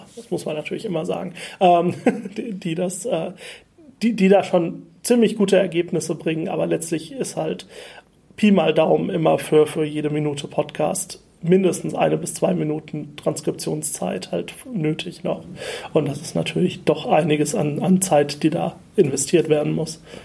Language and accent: German; Germany; moved away as an adult; also born or lived in Vienna; ich bin ein Deutscher in Wien